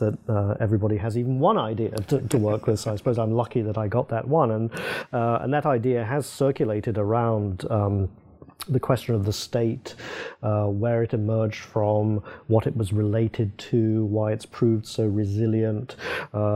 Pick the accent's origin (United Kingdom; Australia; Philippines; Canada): United Kingdom; England; moved away as an adult; also born or lived in Princeton, United States; I was British rather than English